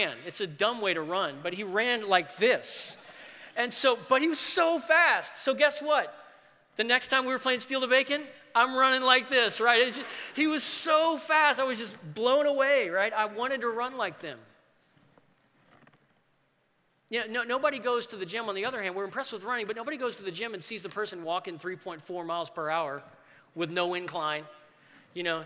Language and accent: English; New Orleans, Louisiana, United States; the church that I grew up in New Orleans